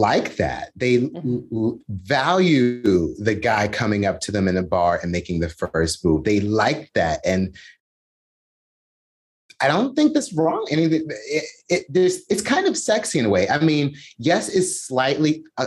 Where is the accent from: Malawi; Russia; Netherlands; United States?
United States; As an American